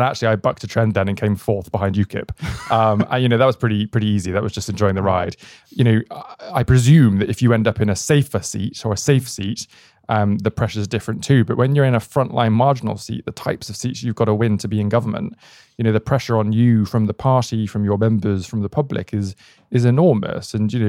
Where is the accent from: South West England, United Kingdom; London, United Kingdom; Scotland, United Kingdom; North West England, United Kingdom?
South West England, United Kingdom; Bristol; Not in the slightest. And this is probably part of the Bristol story.